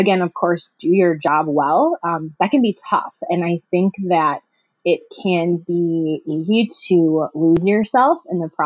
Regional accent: Milwaukee, Wisconsin, United States; moved away as an adult; now in Madison, United States; I'm originally from the Milwaukee area in Wisconsin, and I live in Madison now

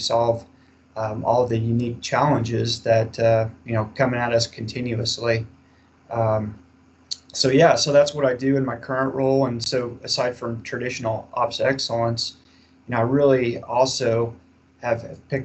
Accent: Kansas, United States; I'm originally from Kansas

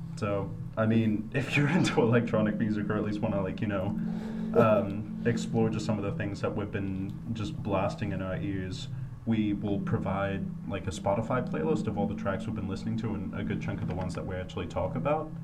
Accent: Denver, Colorado, United States; moved away as an adult; also born or lived in Australia / Boston; I'm originally from Australia, grew up in Denver, and went to school in Boston

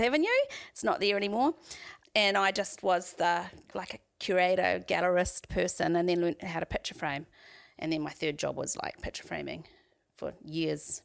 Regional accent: Waharoa, Waikato, New Zealand; also born or lived in Auckland; now in Tauranga, New Zealand; I grew up in the Waikato, so I, um, lived in a little settlement, I guess, a little village called Wa-, Wardville, which is just outside of Wairarua

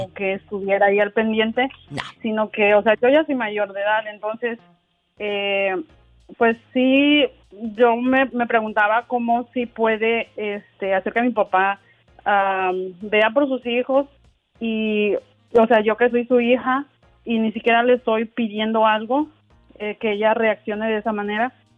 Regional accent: Oaxaca, Mexico; now in Detroit, United States; soy de Oaxaca

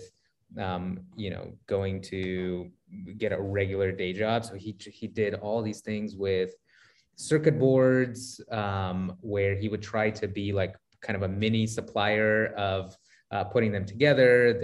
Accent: Sacramento, California, United States; also born or lived in San Francisco; I grew up in Sacramento, kind of for the latter part of my childhood

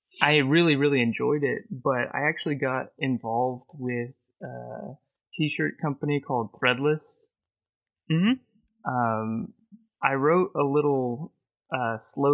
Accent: just south of Dallas, Texas, United States; also born or lived in San Diego, California; I grew up just south of Dallas. I was originally born in San Diego, but moved out to Dallas when my dad's work relocated.

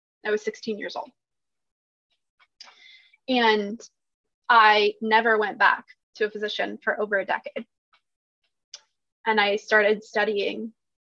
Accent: Washington, United States; moved away as an adult; now in Eugene, United States; I grew up in Washington State and in a really rural area. And then I moved to Eugene, Oregon about 5 or 6 years ago

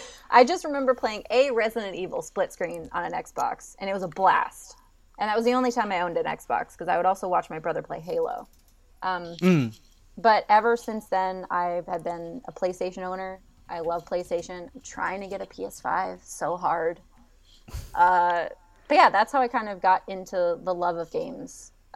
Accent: Netherlands; also born or lived in Germany; I grew up in Europe, so most of my life I spent in the Netherlands and Germany.

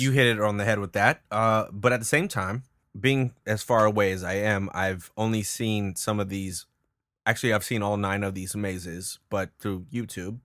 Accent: California, United States; moved away; I'm from California

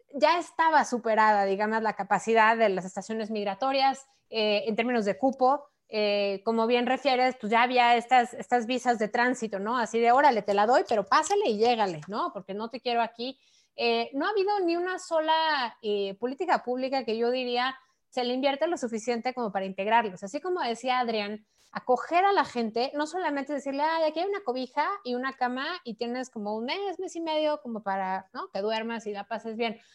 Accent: Mexico; como mexicanos

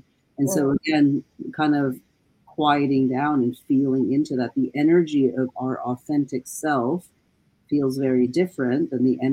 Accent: United States; growing up in the United States

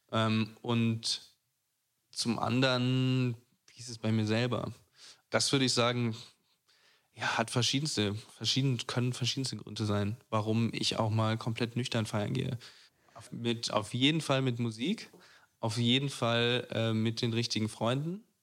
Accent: Braunschweig, Lower Saxony, Germany; moved away as an adult; now in Berlin, Germany; ich bin aus Braunschweig weggezogen

